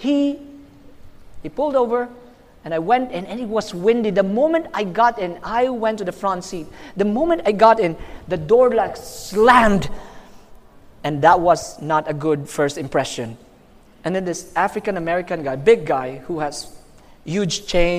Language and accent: English; Philippines; I'm from the Philippines.